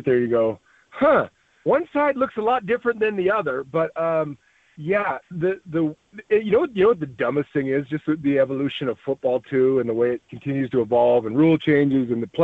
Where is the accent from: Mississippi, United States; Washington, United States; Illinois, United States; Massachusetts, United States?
Washington, United States; moved away as an adult; also born or lived in Colorado; We're both from Washington